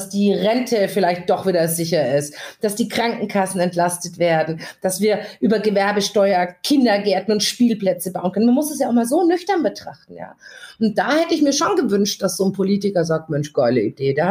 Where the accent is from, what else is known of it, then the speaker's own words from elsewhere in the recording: Augsburg, Bavaria, Germany; Augsburg, die, die Basis wurde, hängt natürlich zusammen, dass ich in Augsburg 40 Jahre gewohnt habe. Also ich komme aus Augsburg. Also Augsburg ist meine Hut, ist auch mein